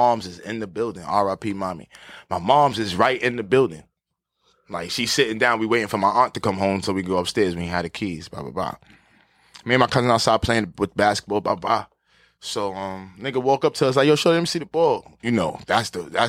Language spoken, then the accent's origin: English; New York City, New York, United States; I'm from Harlem